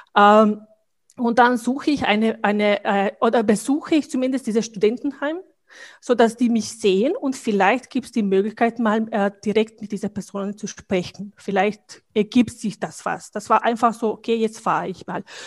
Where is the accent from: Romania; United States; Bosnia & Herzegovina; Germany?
Bosnia & Herzegovina; German is a second language; moved away as an adult; now in Vienna, Austria; also ich komme aus Bosnien